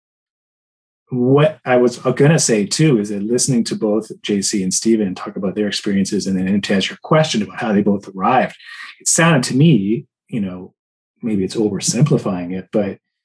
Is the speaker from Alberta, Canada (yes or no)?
no; Port Hope, Ontario, Canada; I spent a lot of my adolescence growing up in Port Hope, which is a small town about an hour east of Toronto